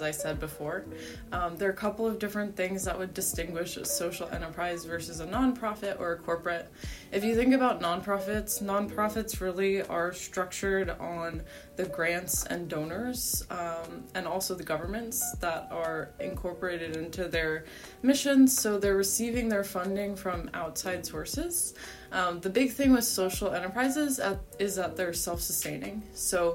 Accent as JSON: {"language": "English", "town": "Cincinnati", "region": "Ohio", "country": "United States", "tie": "born or raised there", "said": "growing up in Cincinnati"}